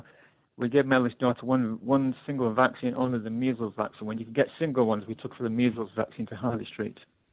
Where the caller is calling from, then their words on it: London, United Kingdom; Calling from London.